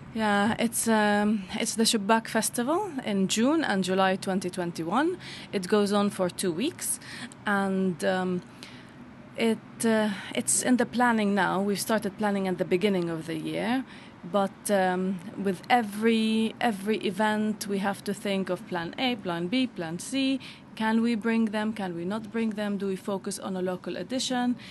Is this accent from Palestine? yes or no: yes; Bethlehem, West Bank, Palestine; now in London, United Kingdom; I'm originally Palestinian from Bethlehem